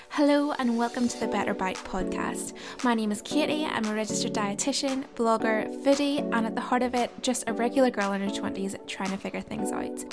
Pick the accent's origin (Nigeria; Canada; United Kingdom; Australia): United Kingdom; Northern Ireland; accent: Northern Irish; if you couldn't tell by my accent, I am from Wee Northern Ireland